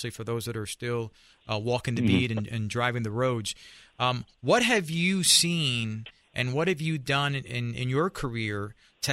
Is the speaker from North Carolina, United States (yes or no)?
no; New York City, New York, United States; I'm from New York and grew up in a barrio, Spanish Harlem